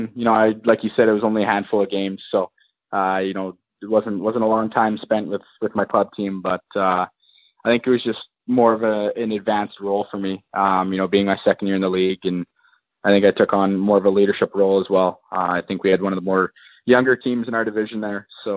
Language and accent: English; Kamloops, British Columbia, Canada; I'm born and raised in Kamloops, BC.